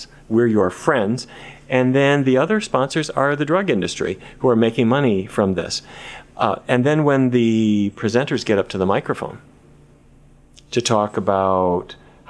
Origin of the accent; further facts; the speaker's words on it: Fargo, North Dakota, United States; Well, I grew up in Fargo. I don't know if you've ever been there. I can't say entirely recommend it, but that's where I grew up.